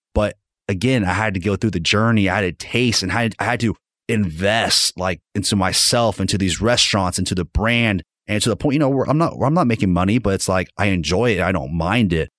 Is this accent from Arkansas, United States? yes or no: yes; Fort Smith, Arkansas, United States; now in Northwest Arkansas, United States; I'm originally from Fort Smith and I just, you know, I had to get out of that town